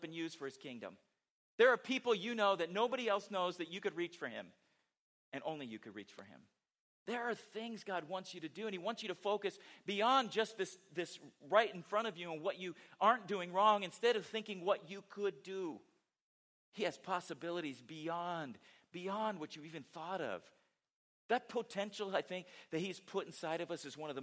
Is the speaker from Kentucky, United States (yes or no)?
no; San Diego, California, United States; moved away; growing up in San Diego, you know, was a fan of San Diego Chargers